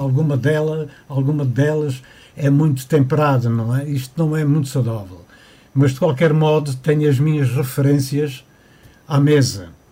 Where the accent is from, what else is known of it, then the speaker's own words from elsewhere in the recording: Ponta Delgada, Azores, Portugal; moved away as an adult; Eu sou natural de Ponta Delgada, da cidade